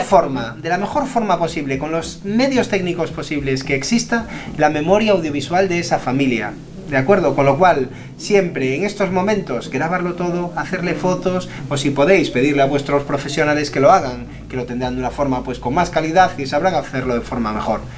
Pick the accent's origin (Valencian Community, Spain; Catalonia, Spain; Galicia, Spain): Galicia, Spain; somos gallegos los dos, estamos en Galicia grabando esto